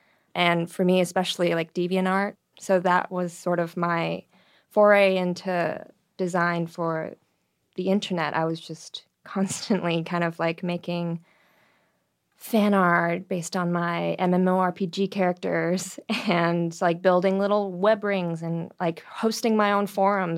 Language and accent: English; Toronto, Ontario, Canada; In Toronto, Canada.